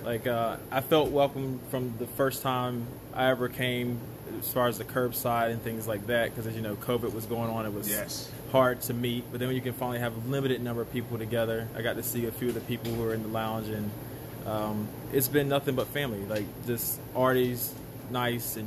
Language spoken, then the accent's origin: English; North Carolina, United States; moved away as an adult; now in New Jersey, United States; I'm originally from North Carolina, but I live here in Jersey.